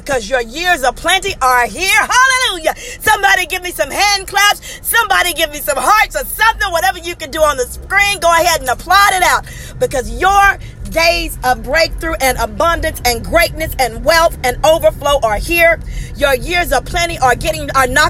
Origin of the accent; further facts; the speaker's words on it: Mississippi, United States; I'm from Mississippi, where there's red mud